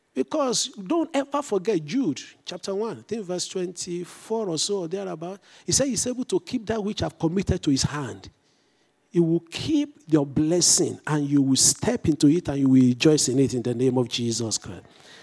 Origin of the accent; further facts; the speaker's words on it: England, United Kingdom; Since I'm English and British trained, I stay with route for R-O-U-T-E.